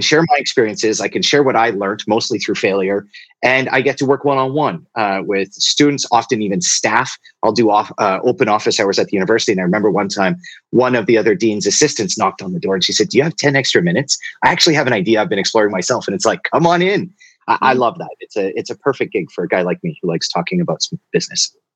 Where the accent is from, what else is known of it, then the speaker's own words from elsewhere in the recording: Two Hills, Alberta, Canada; I, I, spent most of my childhood in a small town called Two Hills, Alberta